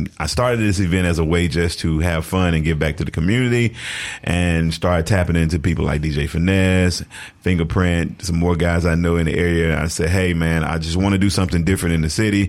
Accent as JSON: {"language": "English", "town": "Jackson", "region": "Mississippi", "country": "United States", "tie": "born or raised there", "said": "born and raised in Jackson"}